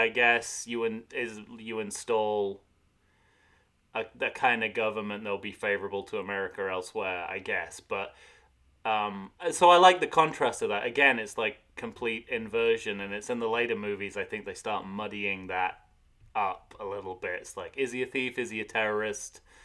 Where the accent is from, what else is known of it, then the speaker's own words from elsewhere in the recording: United Kingdom; moved away; a British expat